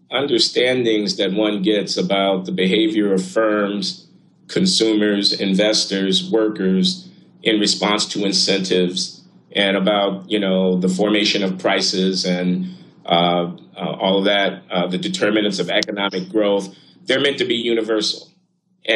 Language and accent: English; United States; because I'm an American